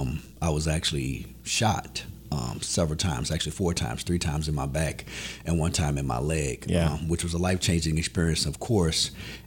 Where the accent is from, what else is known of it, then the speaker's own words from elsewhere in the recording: New Orleans, Louisiana, United States; I'm from New Orleans, Louisiana.